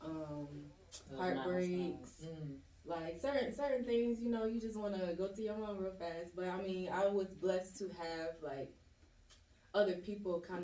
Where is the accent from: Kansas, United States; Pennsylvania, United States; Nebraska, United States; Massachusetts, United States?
Pennsylvania, United States; Philadelphia; I am originally from West Philadelphia